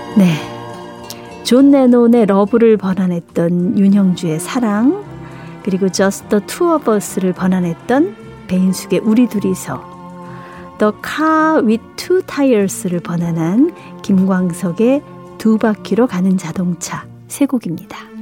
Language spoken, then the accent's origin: Korean; Seoul, South Korea; 저도 이 서울 태생이라